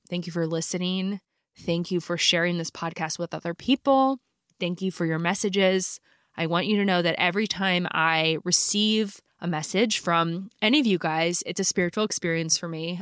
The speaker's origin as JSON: {"language": "English", "town": "Philadelphia", "region": "Pennsylvania", "country": "United States", "tie": "born or raised there", "said": "I grew up in Philly"}